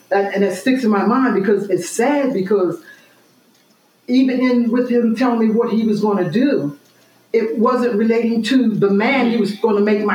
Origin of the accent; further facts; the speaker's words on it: Glassboro, New Jersey, United States; I'm from Glassboro